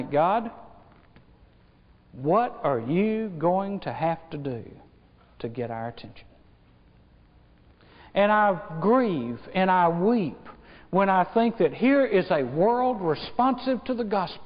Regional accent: United States; I was born in America.

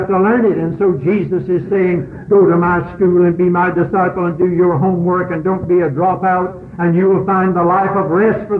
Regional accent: Catawba County, North Carolina, United States; When I grew up here in Catawba County, out there at old Corinth Church, in the horse and buggy days

